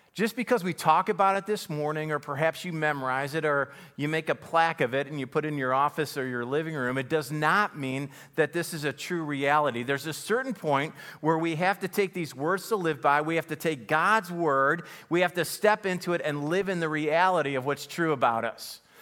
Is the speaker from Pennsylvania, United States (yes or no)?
no; Buffalo, New York, United States; My family, you know, we grew up in Buffalo, single parent home